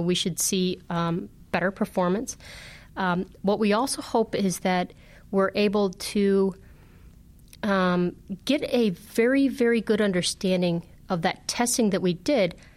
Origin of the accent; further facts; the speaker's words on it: Northern Illinois, United States; I grew up in Northern Illinois